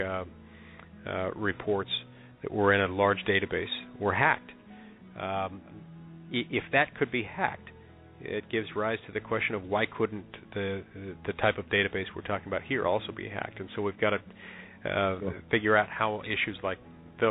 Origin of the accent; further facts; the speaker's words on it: Utah, United States; That's in my home state of Utah, where I'll be up for re-election.